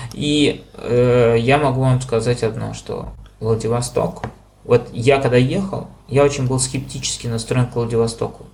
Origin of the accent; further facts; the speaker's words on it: Moscow, Russia; я из Москвы